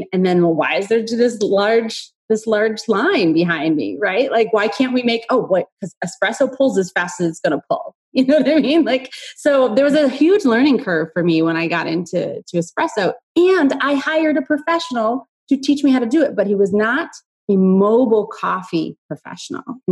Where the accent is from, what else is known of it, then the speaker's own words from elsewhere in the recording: New York, United States; also born or lived in the South (US); now in Southern United States; I'm from New York